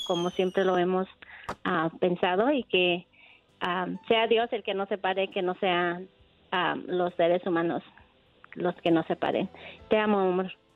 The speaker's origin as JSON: {"language": "Spanish", "region": "Guerrero", "country": "Mexico", "also_born_or_lived": "Cuernavaca", "said": "yo soy de Guerrero."}